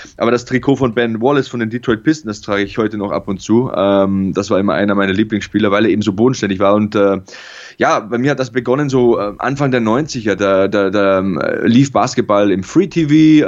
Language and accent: German; Passau, Bavaria, Germany; auch in der Schulmannschaft am ähm, Adalbert Stifter Gymnasium bei uns in Passau